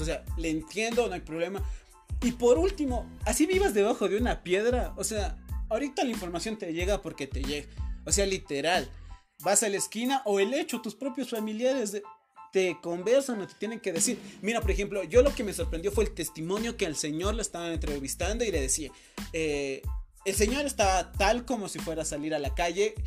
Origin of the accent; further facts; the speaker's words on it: Ecuador; en mi país